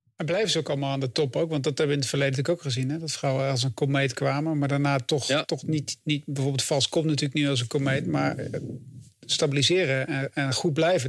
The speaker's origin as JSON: {"language": "Dutch", "area": "Achterhoek", "region": "Gelderland", "country": "Netherlands", "moved": "yes", "said": "ik kom uit de Achterhoek oorspronkelijk"}